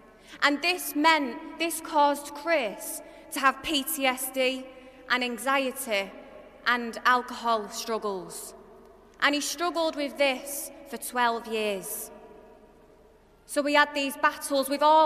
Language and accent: English; Manchester, North West England, United Kingdom; I'm from Manchester, you could probably tell by my accent